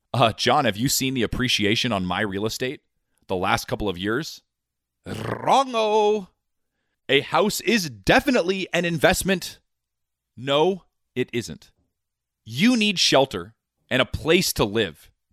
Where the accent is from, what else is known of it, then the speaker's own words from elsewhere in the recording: United States; me being born an American